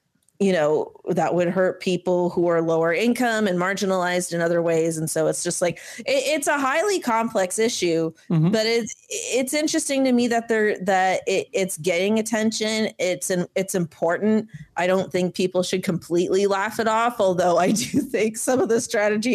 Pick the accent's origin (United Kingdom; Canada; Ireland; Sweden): Canada; as a Canadian who's in Canada